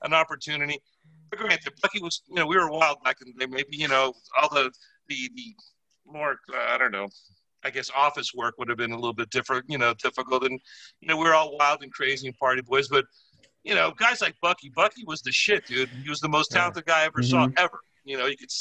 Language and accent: English; Miami, Florida, United States; I'm from Miami. I'm just crazy, you know, Latin guy.